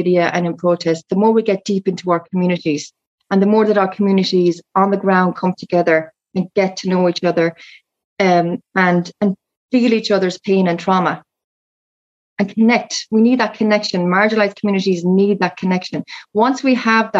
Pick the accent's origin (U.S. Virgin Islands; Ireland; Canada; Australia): Ireland; I'm an Irish traveller